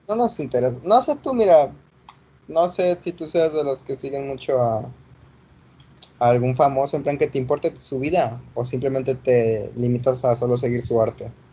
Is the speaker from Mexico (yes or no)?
yes; Mexico; also born or lived in Spain; nos hemos criado en México, así que nos sentimos mexicanos